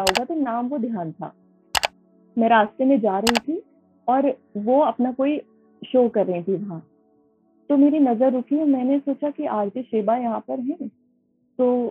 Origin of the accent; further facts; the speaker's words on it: Moradabad, Uttar Pradesh, India; मैं मुरादाबाद उत्तर प्रदेश की रहने वाली हूँ